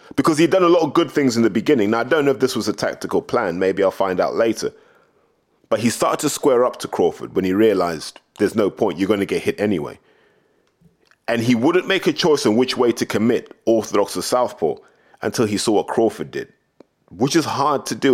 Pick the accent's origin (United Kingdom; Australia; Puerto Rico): United Kingdom